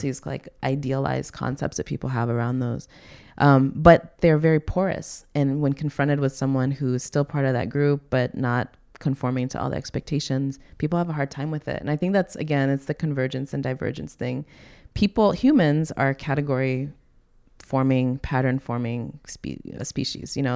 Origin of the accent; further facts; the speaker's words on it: the South, United States; moved away as an adult; also born or lived in New York City; now in Hawaii, United States; I grew up in the South